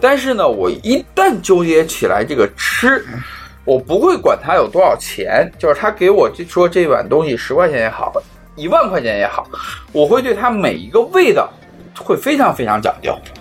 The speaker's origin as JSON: {"language": "Chinese", "town": "Xi'an", "region": "Shaanxi", "country": "China", "tie": "born or raised there", "said": "我虽然从小在西安长大，但是我是在交大那个环境里"}